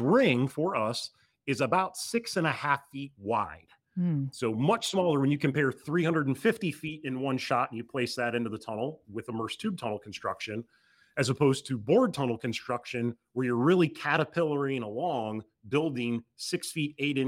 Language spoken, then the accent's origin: English; Michigan, United States; Being from Texas, this might be a hard analogy for you, but I grew up in Michigan.